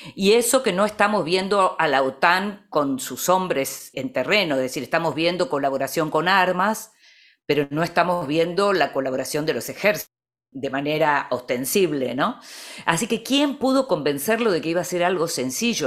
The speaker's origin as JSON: {"language": "Spanish", "country": "Argentina", "said": "que puedo tener yo como argentina"}